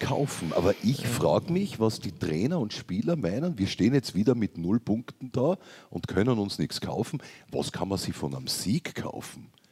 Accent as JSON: {"language": "German", "town": "Graz", "region": "Styria", "country": "Austria", "said": "Wir sind eigentlich alle drei Grazer"}